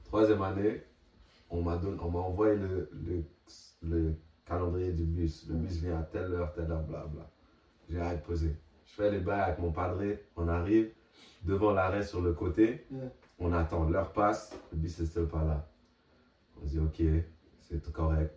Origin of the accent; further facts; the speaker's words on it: Montreal, Quebec, Canada; moved away; en tant que Québécois, on a tous vous vouvoyé nos enseignants